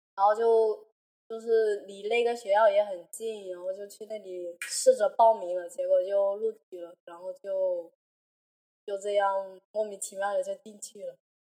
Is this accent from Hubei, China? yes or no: yes; Hubei, China; now in Guangzhou, China; 我是湖北人嘛，然后就是也是留守儿童